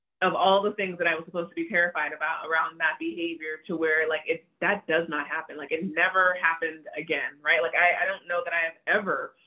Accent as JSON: {"language": "English", "country": "United States", "tie": "born or raised there", "said": "I was born here. So I'm American"}